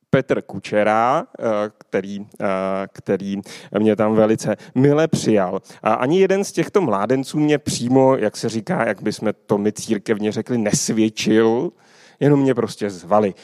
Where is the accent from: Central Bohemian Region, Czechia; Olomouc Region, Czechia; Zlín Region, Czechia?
Central Bohemian Region, Czechia; Kolín; Pocházím tady z Kolína